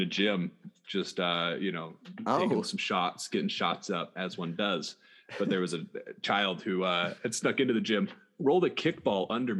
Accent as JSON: {"language": "English", "region": "Oregon", "country": "United States", "tie": "born or raised there", "said": "I grew up in Oregon."}